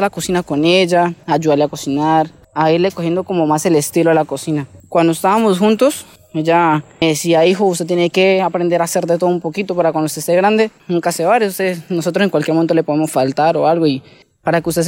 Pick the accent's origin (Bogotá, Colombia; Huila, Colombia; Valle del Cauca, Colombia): Huila, Colombia; Campo Alegre; soy de Campo Alegre, Huila